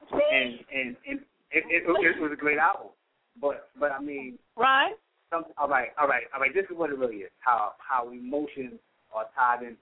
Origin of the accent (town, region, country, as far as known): New York City, New York, United States